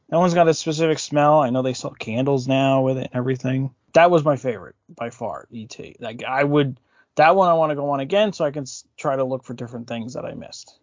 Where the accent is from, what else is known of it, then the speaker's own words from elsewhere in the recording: New Jersey, United States; I'm from New Jersey